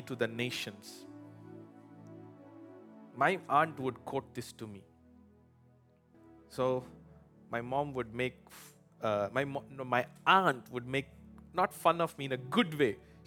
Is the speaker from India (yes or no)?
yes; India; now in United States; I was born premature in India, not in America